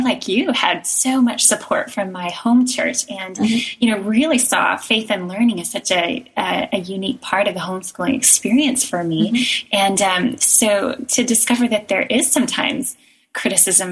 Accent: Tennessee, United States; moved away as an adult; also born or lived in Texas; now in Oxford, United Kingdom; And we were in Texas at the time, and then I grew up in Tennessee

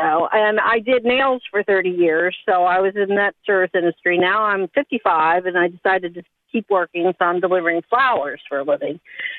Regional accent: Florida, United States; also born or lived in Kentucky; I live in Newport Richey, Florida, and I've been in Florida my whole life. Pretty much. We came from Kentucky originally, but we moved down here in 1973.

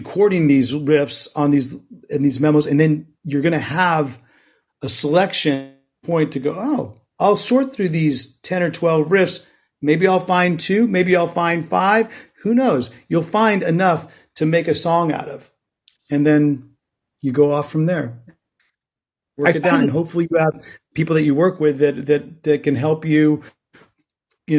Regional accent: Bay Area, California, United States; I grew up in the Bay Area

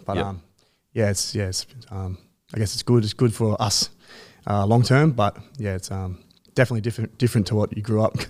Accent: Sydney, New South Wales, Australia; also born or lived in Warunga; Yeah, so I was born in Warunga, but I grew up on the northern beaches of Sydney, out in Manly Way

